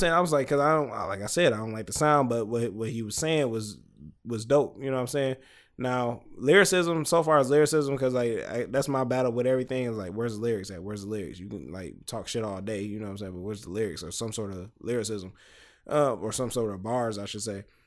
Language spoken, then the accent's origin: English; Detroit, Michigan, United States; I'm from Detroit, Michigan